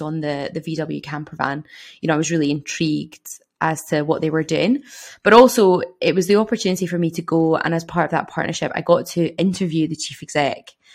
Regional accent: Glasgow, Scotland, United Kingdom; moved away as an adult; now in Dundee, United Kingdom; I'm from Glasgow

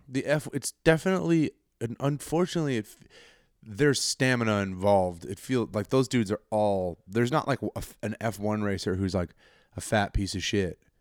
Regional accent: Colorado, United States; I'm from a small, safe little town in Colorado

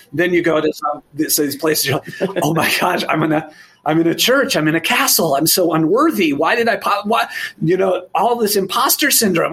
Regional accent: Eugene, Oregon, United States; i grew up in Eugene, Oregon, and the 70s and 80s

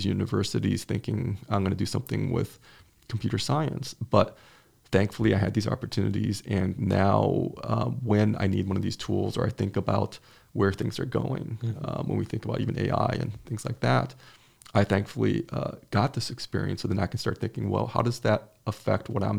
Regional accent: outside Chicago, Illinois, United States; I grew up outside Chicago

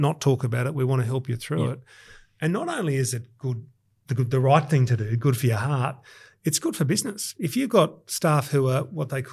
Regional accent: Sydney, New South Wales, Australia; I was born in Balmain in 1969

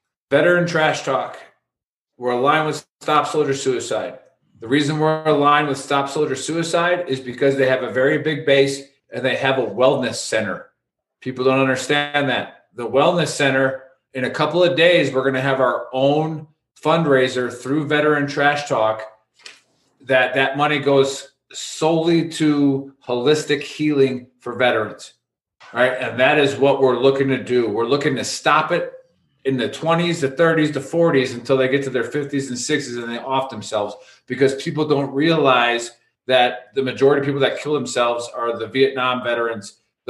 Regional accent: United States; We're Americans

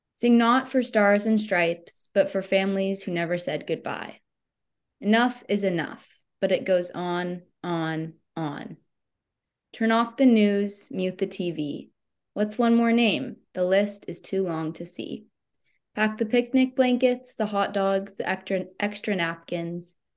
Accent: United States

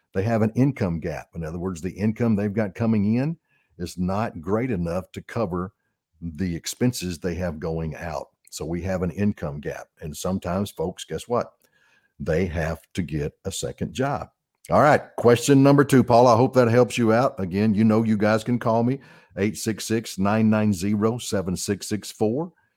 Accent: Arkansas, United States; I'm born and raised in Arkansas

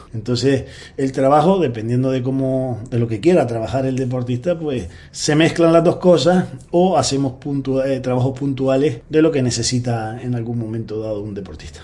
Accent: Gran Canaria, Canary Islands, Spain; Comencé en el Optimi, en una escuela de vela de Puerto Rico, allí en Gran Canaria

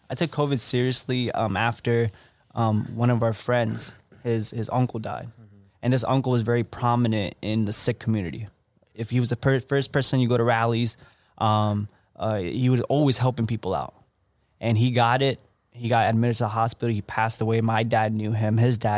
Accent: Pennsylvania, United States; But for me, I've always been, you know, growing up in Central Pennsylvania, all my friends are in New York.

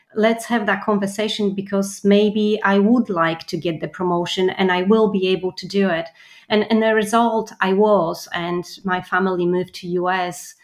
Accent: Poland; moved away; I'm from Poland

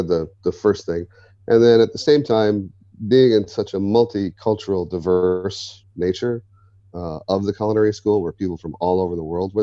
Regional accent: Midwest, United States; moved away; Growing up in the Midwest

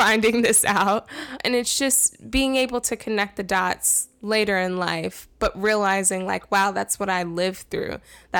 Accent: New York City, New York, United States; I'm originally from Queens, New York

